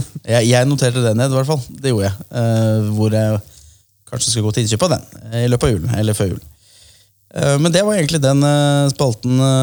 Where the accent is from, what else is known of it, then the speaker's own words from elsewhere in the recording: Kolbotn, Akershus, Norway; Prinsdal er jo steinkast unna der jeg er fra, Kolbotn